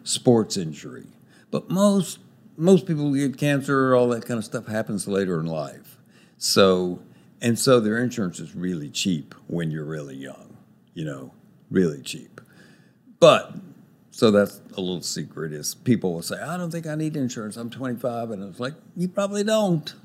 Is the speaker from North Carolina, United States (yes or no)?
no; Texas, United States; moved away as an adult; also born or lived in Los Angeles, United States; I'm a Texan by birth and have lived here a lot, a long time